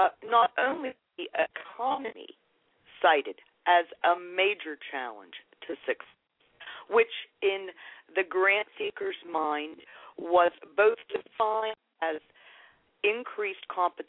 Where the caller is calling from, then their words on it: Lancaster, Pennsylvania, United States; I am calling you from Lancaster, Pennsylvania.